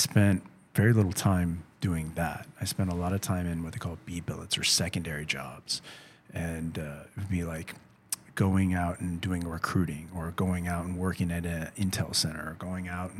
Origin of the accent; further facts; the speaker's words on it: St. Louis, Missouri, United States; I'm from St. Louis, so I'm from the center of the country, a very Midwestern place